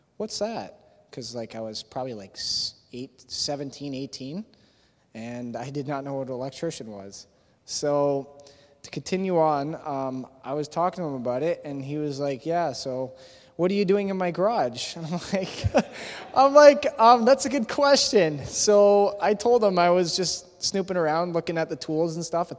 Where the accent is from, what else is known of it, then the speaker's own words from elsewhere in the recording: Thorold, Ontario, Canada; also born or lived in Hamilton, Ontario; When I was younger, I was living in Thorold, actually. I was born in Hamilton, Ontario, but when I was living in Thorold, I was young